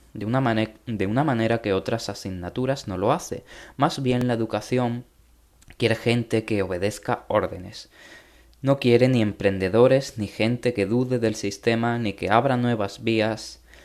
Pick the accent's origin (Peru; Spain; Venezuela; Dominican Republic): Spain; en mi país, España